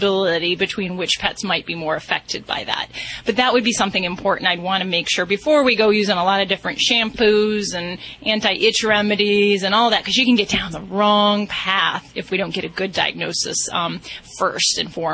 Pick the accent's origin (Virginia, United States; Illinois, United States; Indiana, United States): Indiana, United States; moved away; That's where I hail from